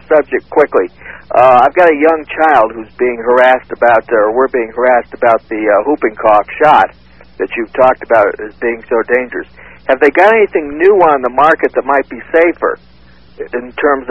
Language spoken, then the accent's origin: English; Connecticut, United States; now in Roseburg, United States; I come from Connecticut originally